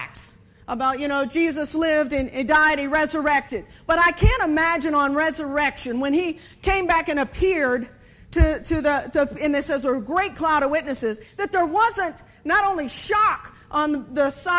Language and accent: English; Virginia, United States; I am obviously from Virginia